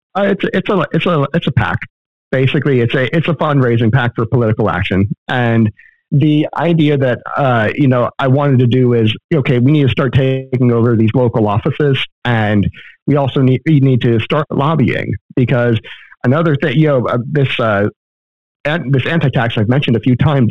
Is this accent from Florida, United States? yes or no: yes; Florida, United States; now in Texas, United States; I was born and raised in Florida